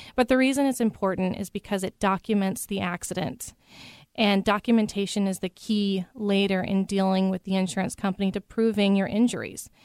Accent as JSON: {"language": "English", "region": "Idaho", "country": "United States", "moved": "as an adult", "lives_now": "Seattle, United States", "said": "I'm originally from Idaho, and I came over to this area, Seattle, for law school"}